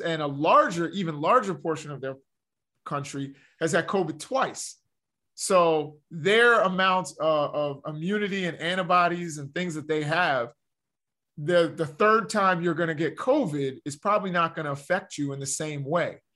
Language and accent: English; Baltimore, Maryland, United States; I'm from the Baltimore area